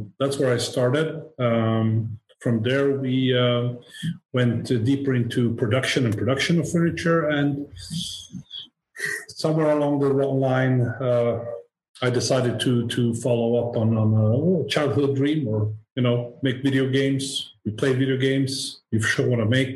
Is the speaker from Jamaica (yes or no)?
no; Sweden; I'm born Swedish. I am Swede. My parents and grandparents came here from Serbia